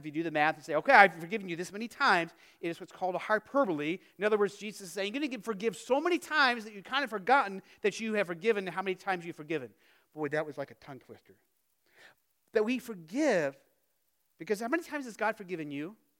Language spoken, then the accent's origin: English; Phoenix, Arizona, United States; moved away; growing up in Phoenix